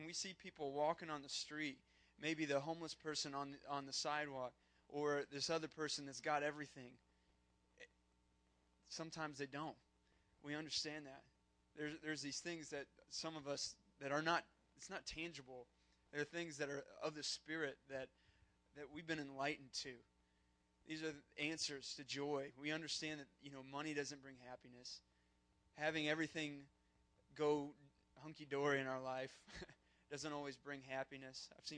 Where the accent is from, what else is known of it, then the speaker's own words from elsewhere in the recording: Fort Wayne, Indiana, United States; Even though we're from Fort Wayne, we're still part of the same church that you are.